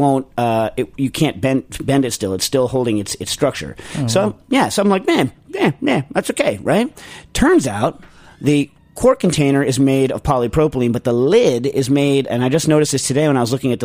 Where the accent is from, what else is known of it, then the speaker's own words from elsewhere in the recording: New York, United States; I'm from New York too.